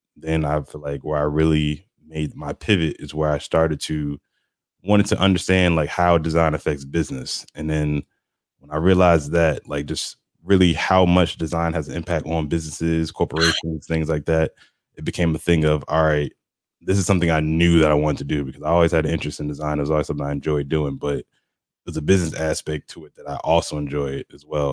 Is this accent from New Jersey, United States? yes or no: yes; New Jersey, United States; moved away as an adult; also born or lived in Rome, Georgia; now in Atlanta, United States; I'm originally from the city. I'm from New Jersey, so I'm used to the hustle and bustle of everything